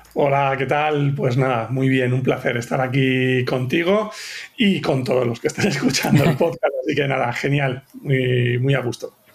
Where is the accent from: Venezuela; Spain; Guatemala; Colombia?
Spain; Madrid, Community of Madrid; nací en Madrid